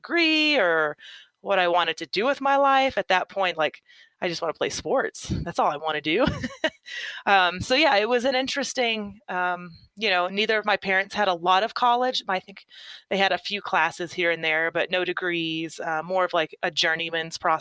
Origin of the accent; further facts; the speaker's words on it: Oklahoma, United States; I grew up in Oklahoma, kind of the Midwest area. Really small town.